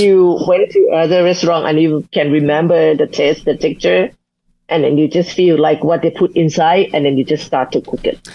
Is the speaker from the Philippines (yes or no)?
no; Chiang Mai, Thailand; now in Bangkok, Thailand; in my hometown, Chiang Mai, we also have our um, the cultural heritage about food